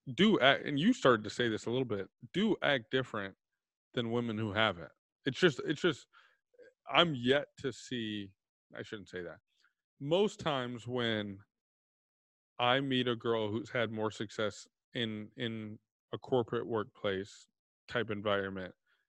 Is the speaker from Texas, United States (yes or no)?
yes; Texas, United States; I'm from Texas